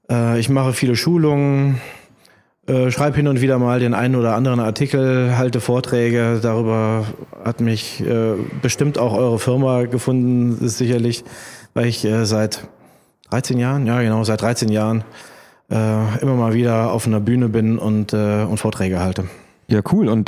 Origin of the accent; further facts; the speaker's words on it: Kassel, Hesse, Germany; born there; now in Mainz, Germany; ich bin geboren in Kassel, habe in Mainz studiert und äh, bin in Mainz hängen geblieben.